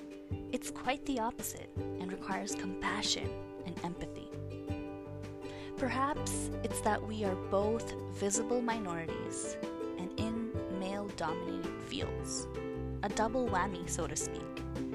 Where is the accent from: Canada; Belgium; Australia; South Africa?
Canada; Montreal, Quebec; also born or lived in Pakistan / United States; I'm a Pakistani-born Canadian, a Montrealer, and feel such a strong connection to you.